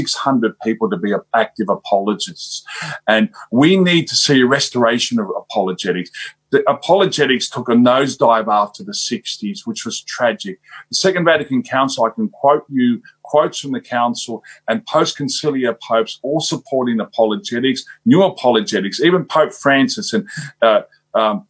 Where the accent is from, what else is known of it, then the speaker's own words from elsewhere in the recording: Australia; I'm from Australia